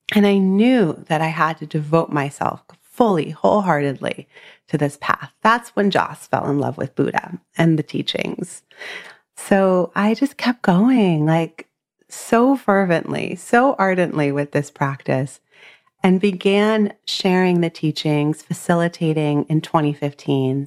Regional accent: Southern California, United States; moved away as an adult; now in Dorset, United States; I was raised in Southern California on Tongva land

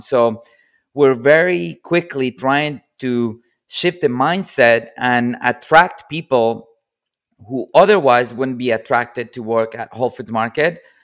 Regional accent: Colombia; moved away

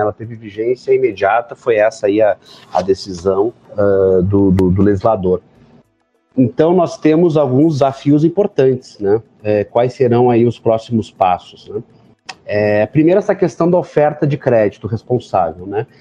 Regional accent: Rio Grande do Sul, Brazil; Eu sou do Rio Grande do Sul

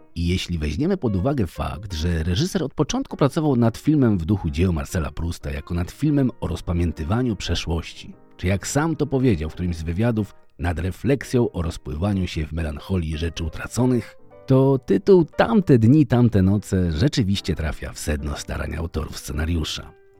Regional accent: Poland; jesteśmy biedakami z Polski

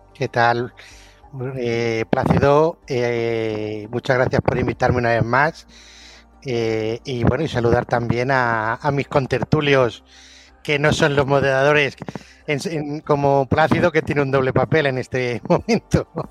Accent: Albacete, Castilla-La Mancha, Spain; now in France; nací en Albacete hace 50 años. Eh, soy director, estoy en Francia

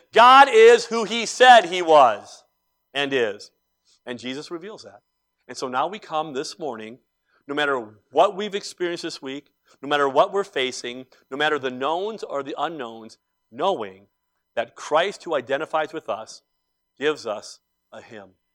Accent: Cleveland, Ohio, United States; growing up in Cleveland

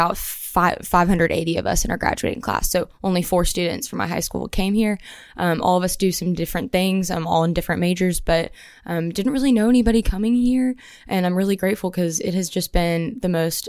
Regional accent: Brentwood, Tennessee, United States; moved away as an adult; now in Auburn, United States; I'm originally from Brentwood, Tennessee. So a little south of Nashville.

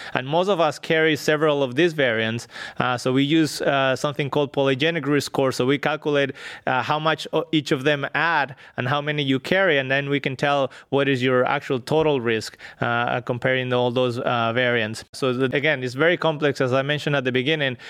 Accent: northwest Spain, Spain; moved away as an adult; I grew up in Spain, in a north, northwest, uh, part of Spain

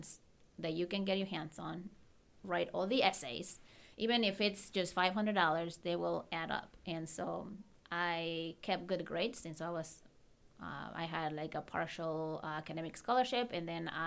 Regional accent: Querétaro, Mexico; English is a second language; moved away as an adult; now in United States; I moved here when I was 2001. So I've been here exactly the same amount of years that I've lived in Mexico

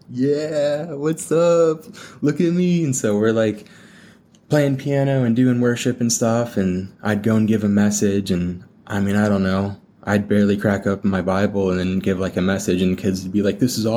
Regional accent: Columbus, Ohio, United States; Columbus. Columbus, Ohio

